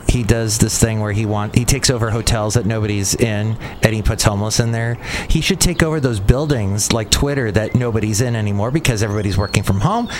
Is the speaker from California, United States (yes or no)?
yes; Southern California, United States; now in East Bay, United States; I grew up in Southern California